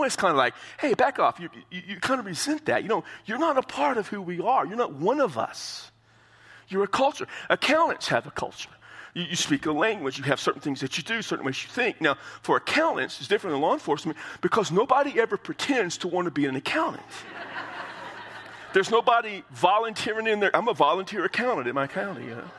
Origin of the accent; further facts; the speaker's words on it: United States; As Americans